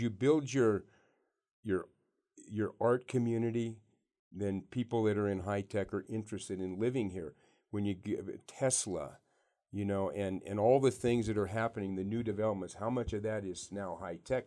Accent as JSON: {"language": "English", "town": "Yerington", "region": "Nevada", "country": "United States", "tie": "born or raised there", "also_born_or_lived": "Reno, Nevada", "said": "I grew up in Yarrington"}